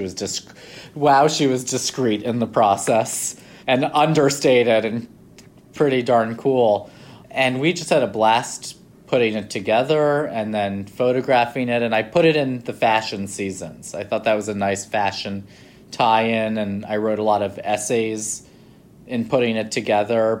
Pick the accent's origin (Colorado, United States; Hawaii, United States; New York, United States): New York, United States; moved away as an adult; also born or lived in London; growing up in New York